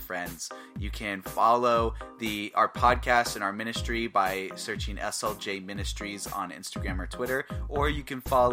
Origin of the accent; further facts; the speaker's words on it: Atlanta, Georgia, United States; moved away as an adult; also born or lived in Florida; now in Iowa, United States; I moved to Iowa last year. And I was originally from Atlanta, Georgia